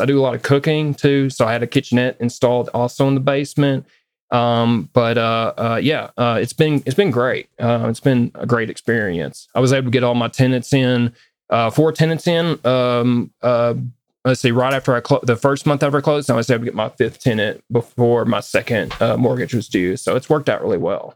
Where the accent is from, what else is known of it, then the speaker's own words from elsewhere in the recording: the South, United States; now in Westminster, United States; I grew up in the South